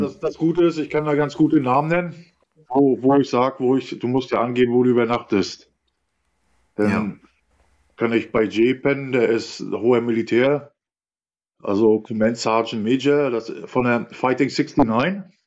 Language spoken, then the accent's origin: German; Rostock, Mecklenburg-Vorpommern, Germany; also born or lived in Perleberg; groß geworden bin ich ja nicht im Bahnhofsviertel, groß geworden bin ich in Lichtenhagen